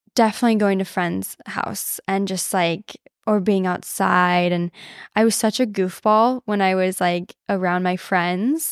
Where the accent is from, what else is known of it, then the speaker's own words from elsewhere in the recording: Southern Illinois, United States; moved away; I grew up in Illinois, um, Southern Illinois